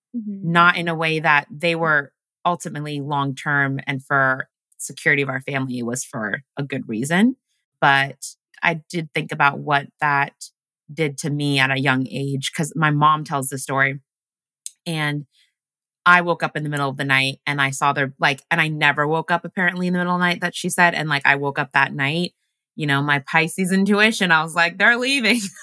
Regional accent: Washington, United States; English is a second language; moved away as an adult; also born or lived in Uganda / Los Angeles; now in New York, United States; we grew up in Washington and then I lived in LA for seven years. And then I finally moved to New York

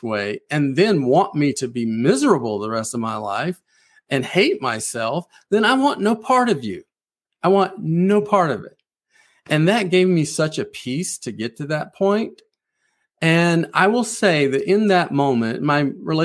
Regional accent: South Carolina Lowcountry, United States; moved away as an adult; now in Nashville, United States; I grew up in the South in a very strict religious Pentecostal environment

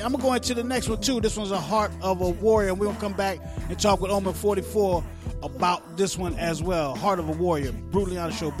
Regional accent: Newark, New Jersey, United States; I was born in Jersey. Brick City, bro.

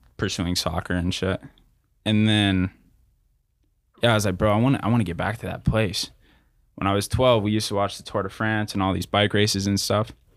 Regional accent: Riverside, California, United States; also born or lived in North Texas; born and raised in Riverside, California

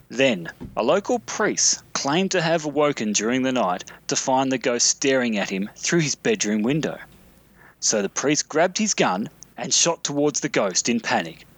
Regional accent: Mount Gambier, South Australia, Australia; the little town in question is called Mount Gambier

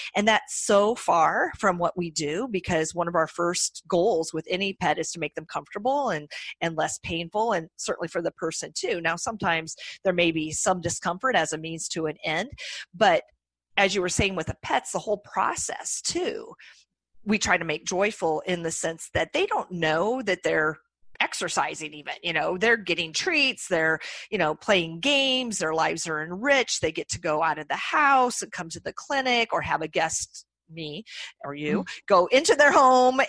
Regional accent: Iowa, United States; accent: nasally Midwestern twang; moved away as an adult; also born or lived in Colorado / Boston area; now in Boston, United States; I'm from Iowa originally. So if you detect my nasally Midwestern twang, that is that is why

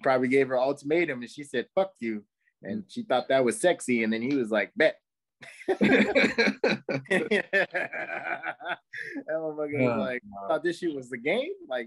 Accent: California, United States; moved away; I'm from California, I don't live there no more

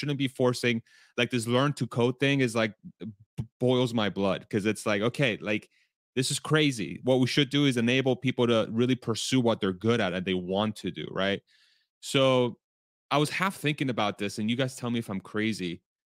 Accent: Spain; born there; I was born in Spain, after all.

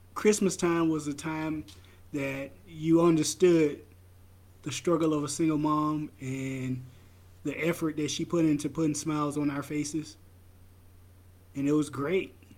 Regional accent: the South, United States; now in Idaho, United States; I'm from the South.

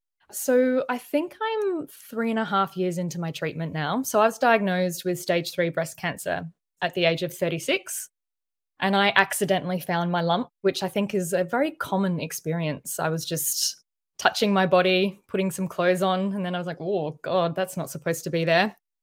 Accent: Adelaide, South Australia, Australia; now in Melbourne, Australia; No, I moved here. I'm actually from Adelaide, South Australia, but that's a bit quiet, boiling hot and boring.

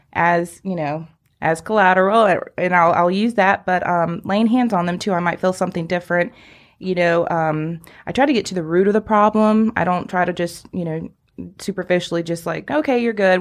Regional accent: Greenville, United States; also born or lived in Atlanta; I'm actually a Greenville native, been here all my life, and I did move away to Atlanta area for just a few years, but I was ready to come back

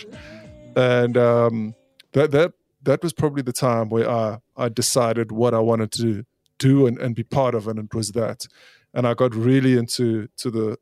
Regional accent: South Africa; also born or lived in Scotland; I am totally South African. I mean, I've been raised here

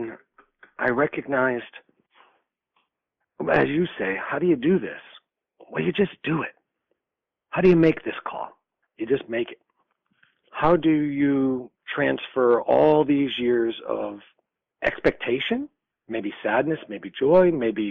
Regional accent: Schenectady, New York, United States; I was born in Schenectady, New York, on June 27th, 1962

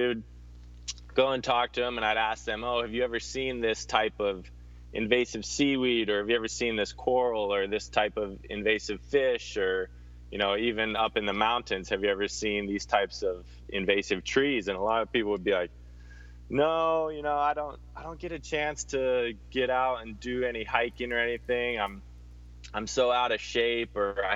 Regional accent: Hawaii, United States; I'm from Hawaii, kind of wasn't born here, but grew up here.

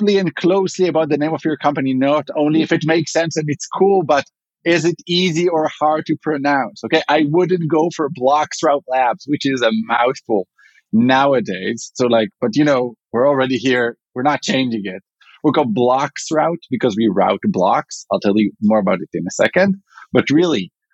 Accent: Israel; accent: Israeli; English is a second language; moved away as an adult; now in Chicago, United States; I'm originally from Israel

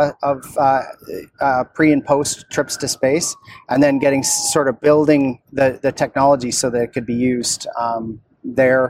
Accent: Williams Lake, British Columbia, Canada; I grew up in Williams Lake, which is, of course, a small town in the interior of BC

